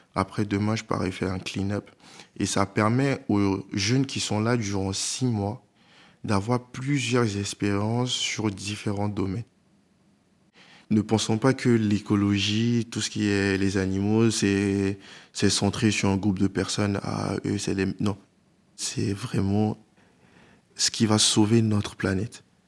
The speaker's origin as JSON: {"language": "French", "town": "Abidjan", "country": "Côte d’Ivoire", "tie": "born or raised there", "moved": "yes", "lives_now": "France", "said": "Je suis né euh, en France et j'ai grandi en Côte d'Ivoire. Donc euh, à Abidjan, on avait une grande maison"}